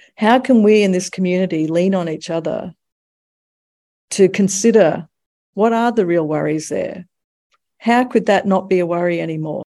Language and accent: English; United States; now in Australia; I'm also American.